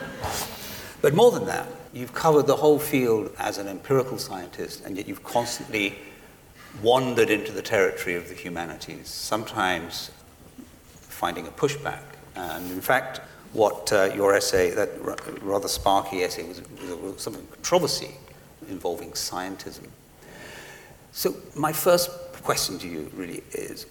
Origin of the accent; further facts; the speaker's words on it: England, United Kingdom; I'm English